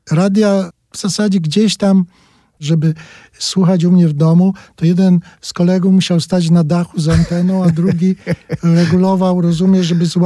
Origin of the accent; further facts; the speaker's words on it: Brzesko, Lesser Poland, Poland; Jakieś tam nagrania na taśmach ktoś przywoził, to pół miasta się zbierało, bo ja jestem z małego miasta, się nazywa Brzesko i tam się zbierało kilku ludzi i tego słuchaliśmy z jakąś nabożną czcią.